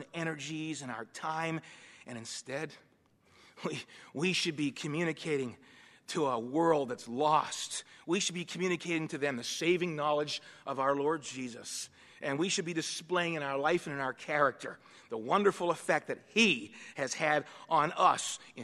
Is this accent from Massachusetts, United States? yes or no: yes; Boston, Massachusetts, United States; now in Western Pennsylvania, United States; I was born and raised in East Boston, Massachusetts